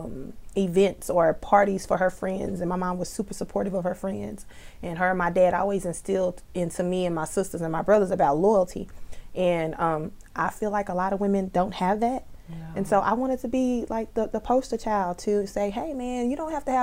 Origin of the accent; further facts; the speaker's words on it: Fort Worth, Texas, United States; I am from Fort Worth, Texas, funky town in the house, represent. Born and raised.